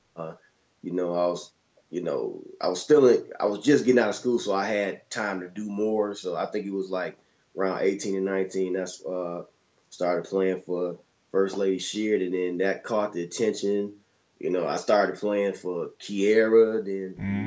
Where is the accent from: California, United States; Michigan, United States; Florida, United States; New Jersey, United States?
Michigan, United States; Detroit; growing up in Detroit